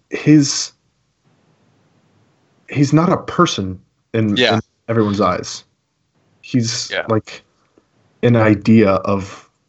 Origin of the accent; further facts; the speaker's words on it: United States; But in the end, like my identity is not in the fact that I'm an American.